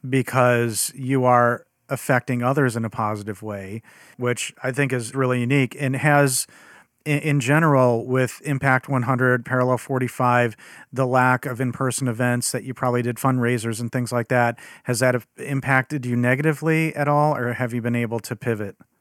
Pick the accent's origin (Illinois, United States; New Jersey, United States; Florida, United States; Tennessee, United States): Illinois, United States; Chicago; as a Chicagoan, 'cause that's where I'm from